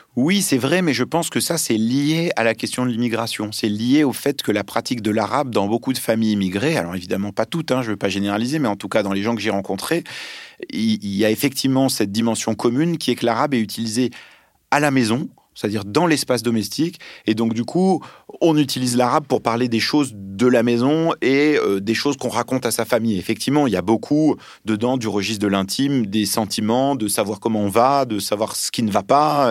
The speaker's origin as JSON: {"language": "French", "country": "France", "tie": "born or raised there", "also_born_or_lived": "Lebanon", "first_language": "Arabic", "second_language": "French", "said": "moi je suis né euh, au Liban, qu'on me parlait l'arabe quand j'étais petit, et puis arrivé en France à l'âge de 4 ans"}